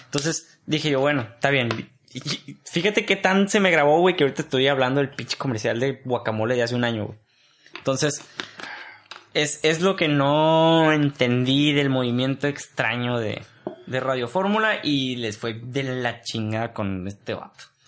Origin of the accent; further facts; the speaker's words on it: Mexico; Nosotros como mexicanos